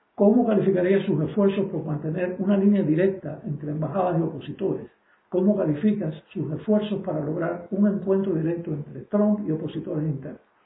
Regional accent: Cuba; now in United States; yo soy cubano, pero también soy norteamericano

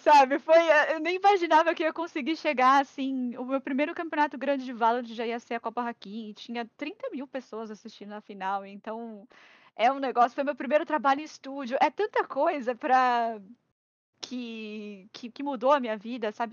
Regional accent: Santos, São Paulo, Brazil; also born or lived in Araraquara; Eu sou de Santos

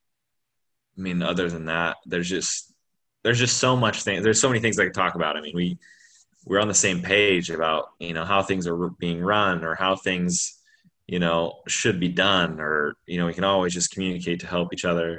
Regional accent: Butte, Montana, United States; I'm from Butte, man.

